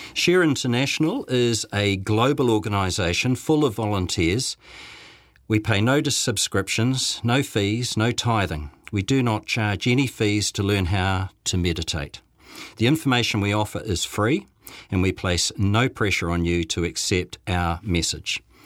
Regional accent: Dunedin, Otago, New Zealand; now in Christchurch, New Zealand; Back in the nineteen sixties, when I was growing up in Dunedin

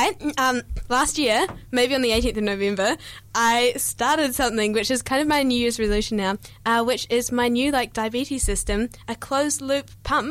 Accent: New Zealand; accent: New Zealand; I amp up my New Zealand accent. I'll be like, I'm from New Zealand

